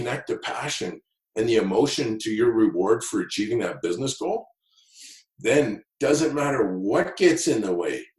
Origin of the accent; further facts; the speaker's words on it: Kelowna, British Columbia, Canada; growing up in Kelowna